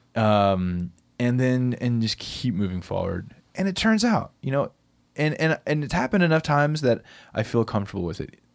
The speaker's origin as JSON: {"language": "English", "town": "Bell Buckle", "region": "Tennessee", "country": "United States", "tie": "born or raised there", "said": "I grew up in Bellbuckle, Tennessee, f, this really country town. middle of Tennessee"}